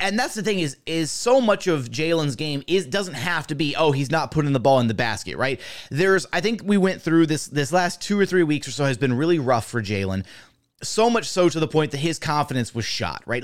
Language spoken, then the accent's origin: English; Houston, Texas, United States; I'm from Houston